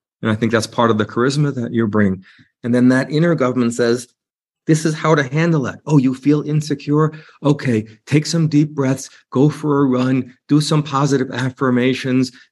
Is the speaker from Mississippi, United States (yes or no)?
no; New York City, New York, United States; I'm a New Yorker